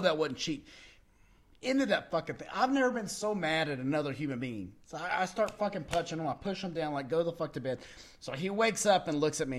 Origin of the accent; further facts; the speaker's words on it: Texas, United States; we're from Texas or we're in the South